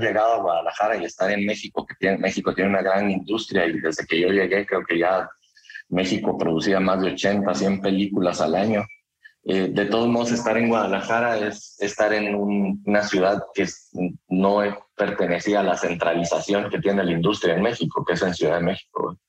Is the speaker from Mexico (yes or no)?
no; Guatemala; mi país, que soy de Guatemala